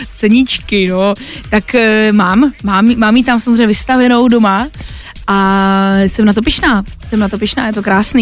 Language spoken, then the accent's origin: Czech; Těšín region, Moravian-Silesian Region, Czechia; also born or lived in Poland; je to můj můj kraj, je to, protože jsem Polka